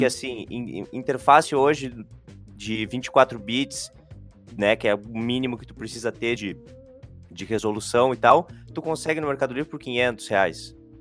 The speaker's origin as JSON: {"language": "Portuguese", "town": "São Vicente do Sul", "region": "Rio Grande do Sul", "country": "Brazil", "tie": "born or raised there", "also_born_or_lived": "Santa Maria", "moved": "as an adult", "said": "Eu sou natural de São Vicente do Sul, no Rio Grande do Sul, lá Opa. na região da Campanha"}